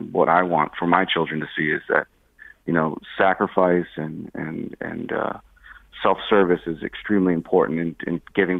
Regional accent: Guilford, Connecticut, United States; I'm a Connecticut native. I grew up in Guilford on the shoreline, so my summers were spent, you know, on the beach or sailing, in the woods, hiking, something like that.

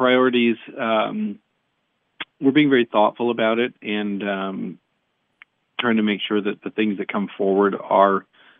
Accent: Michigan, United States; I grew up in Branch County, and I live now in Hillsdale County. So I grew up there on a farm.

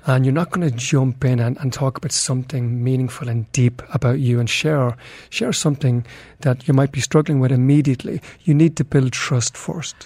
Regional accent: Ireland; now in Dubai, United Arab Emirates

